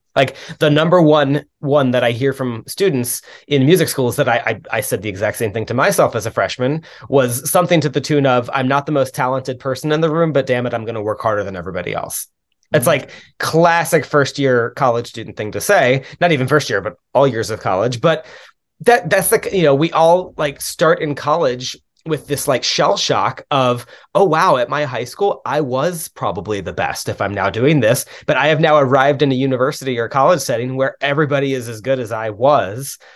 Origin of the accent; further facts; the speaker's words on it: Dallas, Texas, United States; moved away; also born or lived in Louisiana / Milwaukee, Wisconsin; I grew up in the Dallas area originally